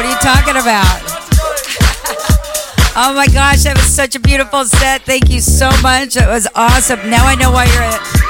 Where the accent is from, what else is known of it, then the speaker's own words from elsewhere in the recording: the Northwest, Pacific Northwest, United States; now in Southern California, United States; I'm from the Northwest.